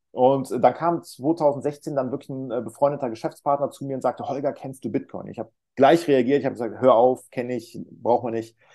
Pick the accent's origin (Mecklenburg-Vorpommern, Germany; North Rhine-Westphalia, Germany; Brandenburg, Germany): North Rhine-Westphalia, Germany; Ich komme aus der Nähe von Köln